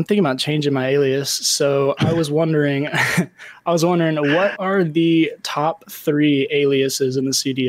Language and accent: English; Houston, Texas, United States; I'm from Houston, Texas.